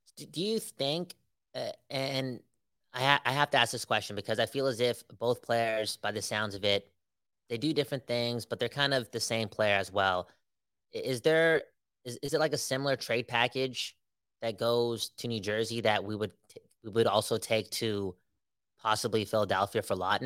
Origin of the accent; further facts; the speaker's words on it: Canada; as Canadians, as Canadian hockey fans